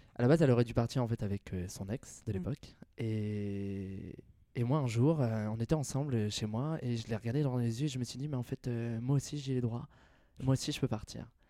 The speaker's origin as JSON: {"language": "French", "town": "Nevers", "region": "Bourgogne-Franche-Comté", "country": "France", "tie": "born or raised there", "also_born_or_lived": "Lyon / Paris / Australia", "moved": "as an adult", "said": "J'ai grandi à Nevers, en Bourgogne. j'ai passé 21 ans, de ma, 21 ans de ma vie là-bas."}